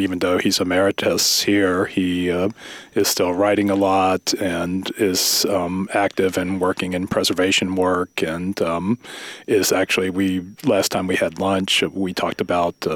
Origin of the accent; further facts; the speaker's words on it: Durham, North Carolina, United States; now in San Francisco, United States; I grew up in Durham, North Carolina